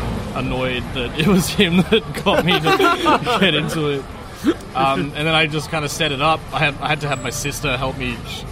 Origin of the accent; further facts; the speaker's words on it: Brisbane, Queensland, Australia; also born or lived in Perth; I grew up in Brisbane. I was born in Perth and moved over when I was 3.